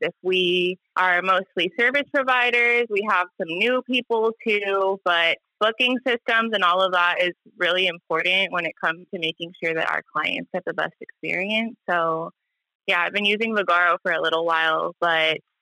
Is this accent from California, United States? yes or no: yes; Oakland, California, United States; I was born and raised here in Oakland, California